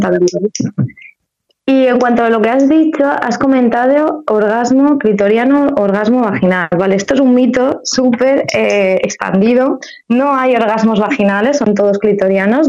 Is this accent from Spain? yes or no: yes; Alcoy, Valencian Community, Spain; moved away as an adult; now in Valencia, Spain; soy de Alcoy